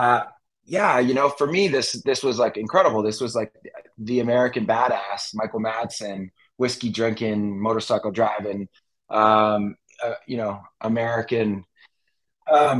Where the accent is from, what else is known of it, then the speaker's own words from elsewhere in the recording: Vancouver Island, British Columbia, Canada; now in Los Angeles, United States; I'm Canadian originally, grew up in Vancouver Island, and moved to LA at a young age.